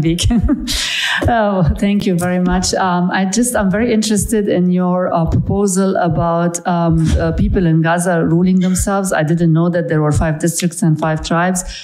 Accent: Egypt; moved away; I'm actually from Egypt.

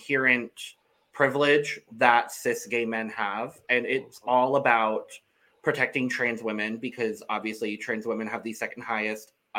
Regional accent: Arizona, United States; I'm from Arizona

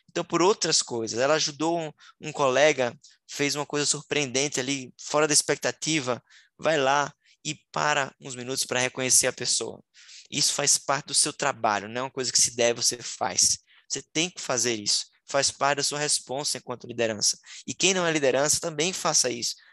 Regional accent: Northeast Region, Brazil; Eu, como nordestino, né? lembro agora do São João

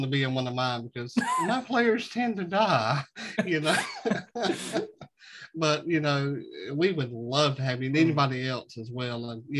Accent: Southern United States, United States; I'm a Southerner, so I'm dumb by nature

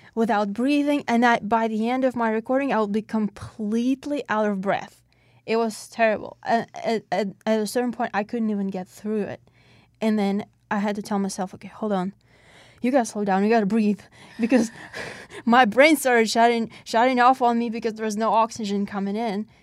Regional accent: Russia; English is a second language; now in Pittsburgh, United States; When I came to the United States, I came from Russia.

